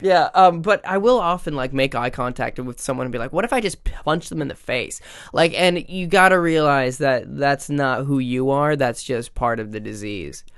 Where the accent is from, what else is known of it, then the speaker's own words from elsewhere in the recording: Minnesota, United States; growing up in the Midwest